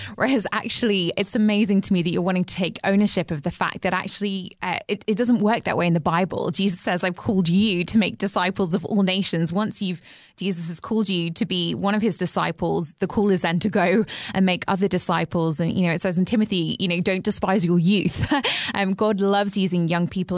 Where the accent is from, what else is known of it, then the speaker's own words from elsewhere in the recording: England, United Kingdom; as an English person